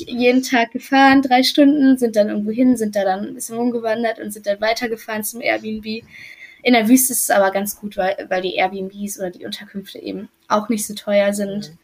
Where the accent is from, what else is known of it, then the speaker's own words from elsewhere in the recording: Germany; accent: German; mein deutscher Akzent ist definitiv noch da, der wird auch nicht mehr weggehen.